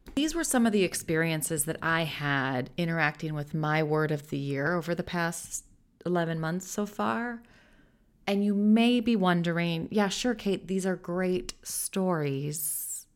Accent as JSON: {"language": "English", "country": "United States", "moved": "as an adult", "lives_now": "Netherlands", "said": "I'm an American living in the Netherlands"}